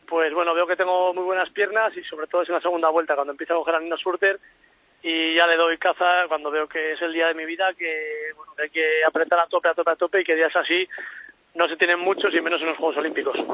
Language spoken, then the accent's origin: Spanish; La Rioja, Spain; en mi tierra, en La Rioja